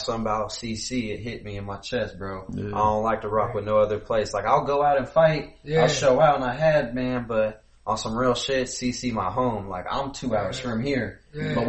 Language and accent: English; United States; the Ville, where it ain't safe. Just 3 hours from Chicago.